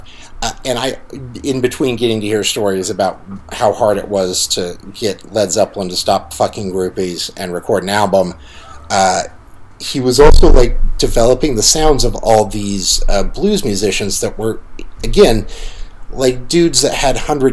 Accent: Salina, Kansas, United States; Salina, Kansas, my hometown

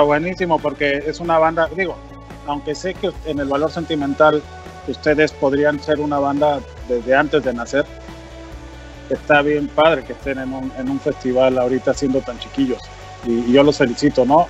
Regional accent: Mexico; como mexicano

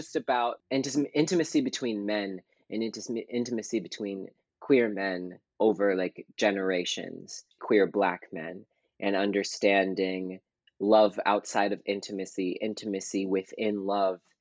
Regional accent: Pittsburgh, Pennsylvania, United States; also born or lived in Toledo, Ohio; I was born in Toledo, Ohio, and then I moved to Pittsburgh, Pennsylvania. So technically, I am a Western Pennsylvania Pittsburgher

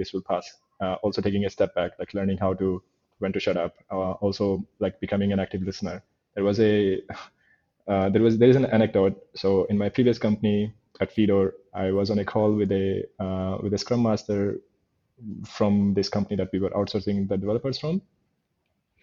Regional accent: India; moved away; growing up in India, I grew up in a chaotic world

